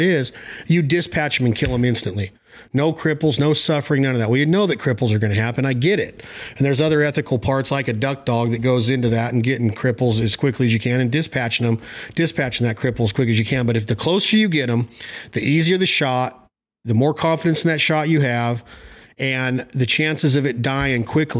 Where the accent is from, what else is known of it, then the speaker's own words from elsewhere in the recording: Nevada, United States; my home state, which is Nevada